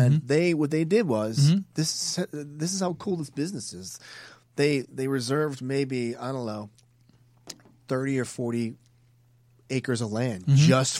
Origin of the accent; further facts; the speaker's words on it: New Jersey, United States; I grew up in Jersey